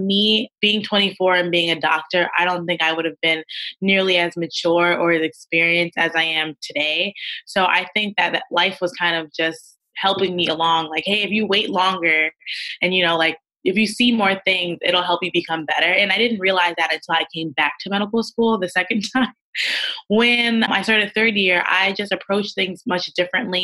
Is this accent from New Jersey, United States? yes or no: yes; Teaneck, New Jersey, United States; I'm from Teaneck, New Jersey